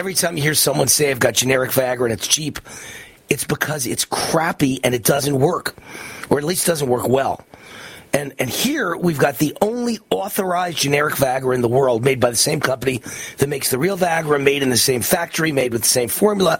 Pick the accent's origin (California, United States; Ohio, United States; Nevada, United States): Nevada, United States; Las Vegas; in Las Vegas, right here in my hometown